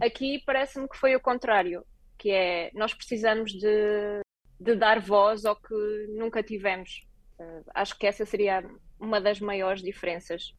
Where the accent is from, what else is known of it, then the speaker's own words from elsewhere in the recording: Portugal; moved away as an adult; also born or lived in Lisbon; now in Berlin, Germany; virei uma portuguesa pelo mundo